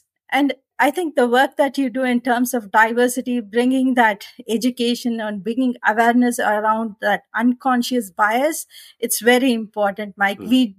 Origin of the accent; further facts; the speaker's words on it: India; English is a second language; moved away as an adult; also born or lived in Australia; now in United States; coming from India, my accent is different. I was able to some extent try to, I don't say I got the Australian accent, but I was able to get the pronunciations right, and then moved to US